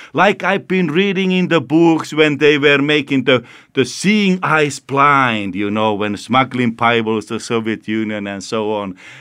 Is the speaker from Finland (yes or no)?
yes; Finland; I come from Finland